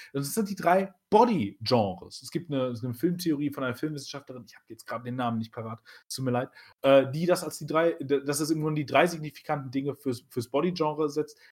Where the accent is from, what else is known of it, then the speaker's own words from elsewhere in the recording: Germany; wir sind Deutsche